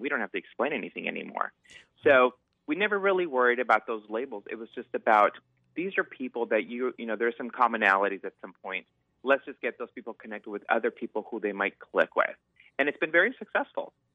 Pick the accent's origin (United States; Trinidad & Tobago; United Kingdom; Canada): United States; Southern California; moved away as an adult; now in Seattle, United States; I'm originally from Southern California